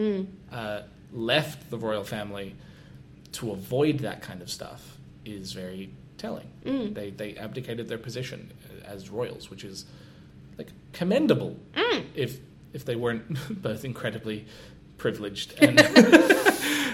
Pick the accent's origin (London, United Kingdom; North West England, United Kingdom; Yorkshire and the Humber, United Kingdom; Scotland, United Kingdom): Scotland, United Kingdom; as a Scotsman